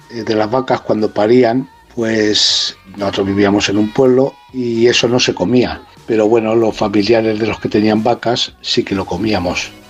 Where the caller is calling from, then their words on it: Toledo, Castilla-La Mancha, Spain; de Toledo